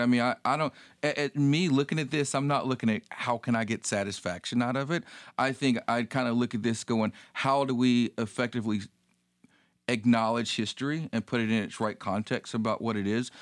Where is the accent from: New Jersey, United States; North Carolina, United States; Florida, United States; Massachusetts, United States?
North Carolina, United States; moved away; I grew up in North Carolina